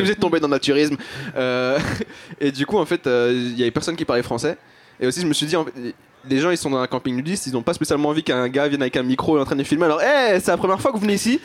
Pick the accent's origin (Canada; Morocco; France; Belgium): Belgium; mes deux parents sont algériens, mais je suis né en Belgique